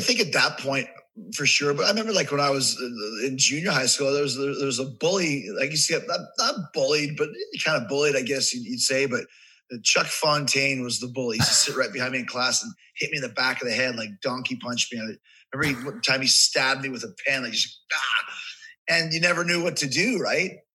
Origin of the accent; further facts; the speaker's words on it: Winnipeg, Manitoba, Canada; moved away as an adult; also born or lived in Manhasset, Long Island, New York; now in United States; I grew up in Canada, so I consider myself Canadian. I lived there for like 20 years.